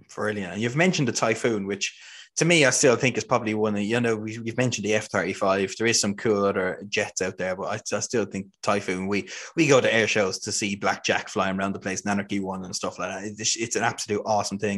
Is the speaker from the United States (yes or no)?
no; Ireland; growing up in Ireland. We didn't have anything like